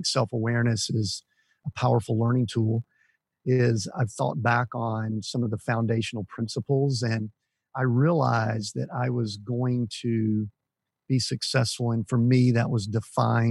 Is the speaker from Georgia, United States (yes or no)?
yes; Atlanta, Georgia, United States; I grew up, just kind of small town suburbs of Atlanta